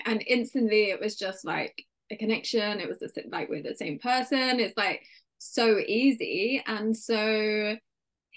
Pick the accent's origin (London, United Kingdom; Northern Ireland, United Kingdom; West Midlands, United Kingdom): London, United Kingdom; accent: British; I grew up in London in the UK and I'm an only child